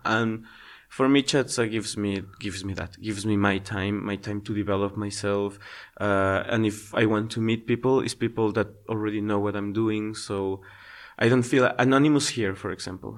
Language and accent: English; Ecuador; first language Spanish; English is a second language; moved away as an adult; now in Slovakia; I come from Ecuador